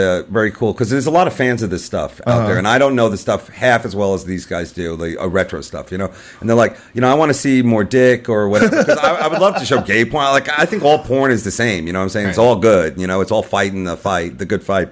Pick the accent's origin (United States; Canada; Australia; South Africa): United States; we're American